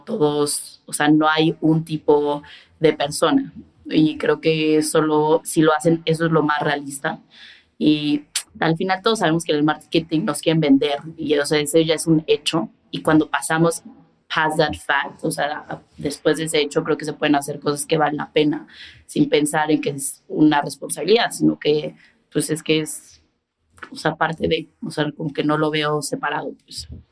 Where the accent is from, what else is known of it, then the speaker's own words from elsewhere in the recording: Mexico; creciendo en México, porque pues crecí en México